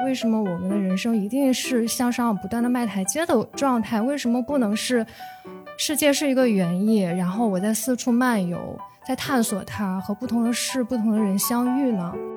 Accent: Shandong, China; moved away as an adult; 我是一个来自于高考大省山东的女孩儿

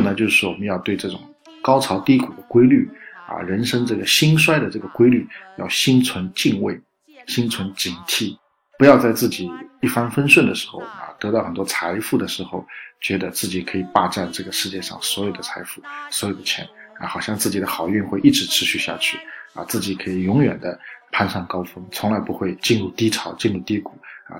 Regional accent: China; 我们中国人讲这个运气好，运气坏

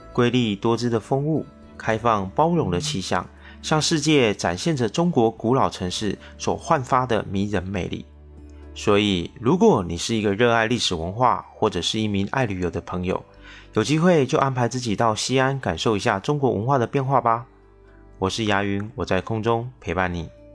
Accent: Taiwan; 我是一位来自台湾省的小哥哥

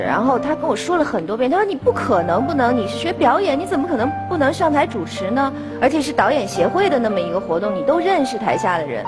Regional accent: Beijing, China; 我小时候在北京市少年宫学的是书法

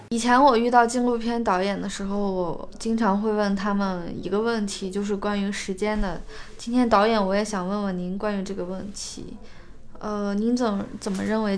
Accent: Ningxia, China; 因为我家乡就是宁夏，所以我对那边的感觉特别熟悉

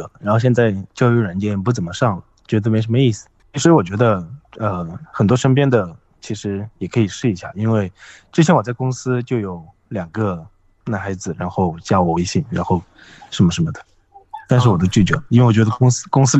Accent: Zunyi, Guizhou, China; 我是遵义的，

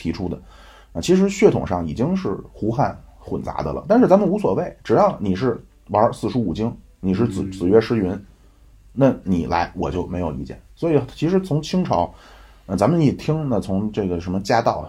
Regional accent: China; 我是中国人

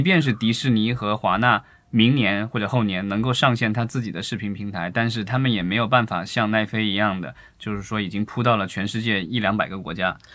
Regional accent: China; 我们伟大的祖国

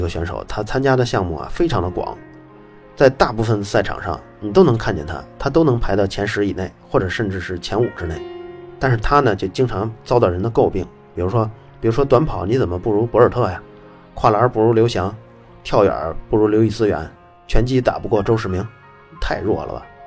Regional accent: China; moved away as an adult; also born or lived in Italy; 我中国的，我在这儿上大学

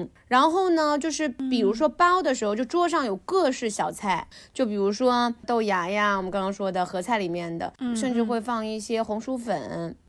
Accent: southern China, China; 我们南方糖醋鱼几乎是想吃就吃的。

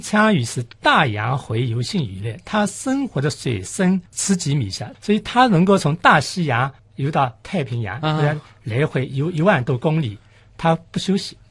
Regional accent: Shanghai, China; 我们上海人就说清嘴鱼

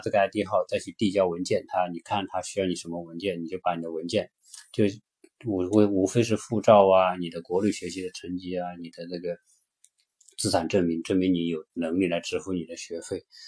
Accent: China; moved away as an adult; now in United States; 我们中国人的观念

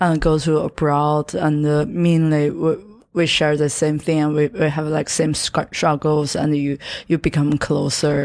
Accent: Yantai, Shandong, China; English is a second language; moved away as an adult; also born or lived in Shanghai; now in United States; I'm, I'm from Shandong, Yantai

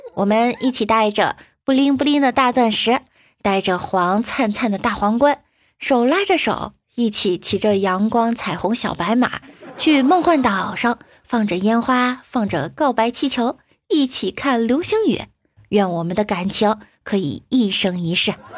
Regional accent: northern China, China; 身为一个北方人，我觉得我更喜欢澡堂子那种大家赤膊相见的感觉

